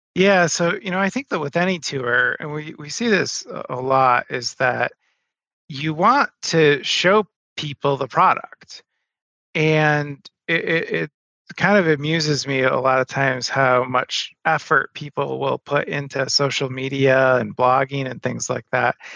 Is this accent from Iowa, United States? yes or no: no; Madison, Wisconsin, United States; my hometown. I'm in Madison, Wisconsin